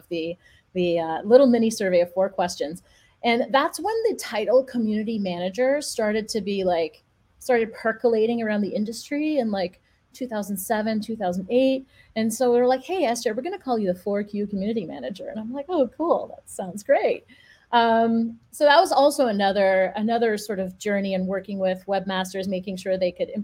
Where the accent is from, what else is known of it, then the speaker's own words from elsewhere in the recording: Montreal, Quebec, Canada; I grew up in Montreal